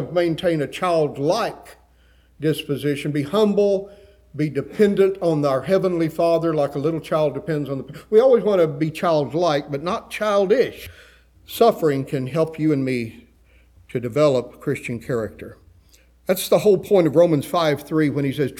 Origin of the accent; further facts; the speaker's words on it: West Texas, United States; I grew up in West Texas